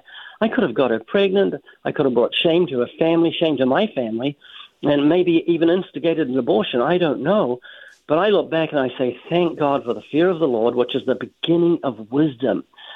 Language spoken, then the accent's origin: English; New Zealand; now in United States; I'm originally from New Zealand. I've been living in the U.S. for, I think, nearly 34 years. That's why I've almost lost my accent.